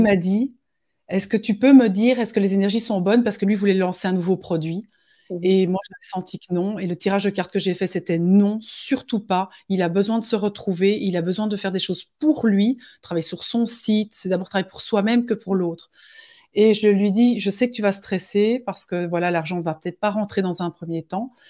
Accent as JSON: {"language": "French", "country": "Belgium", "said": "chez nous en Belgique"}